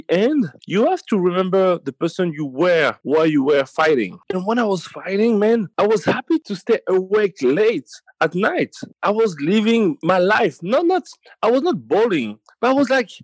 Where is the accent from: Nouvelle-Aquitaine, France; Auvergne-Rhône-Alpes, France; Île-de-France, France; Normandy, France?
Île-de-France, France; Paris; Born and raised in Paris.